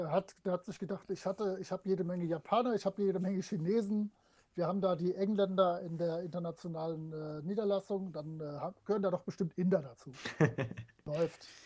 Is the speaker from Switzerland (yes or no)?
no; France; moved away; früher so als Kind in Frankreich